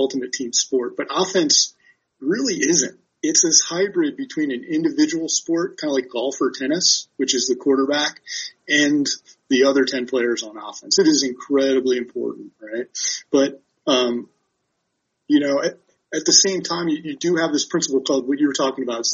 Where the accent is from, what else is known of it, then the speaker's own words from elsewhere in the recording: Baltimore, Maryland, United States; my hometown of Baltimore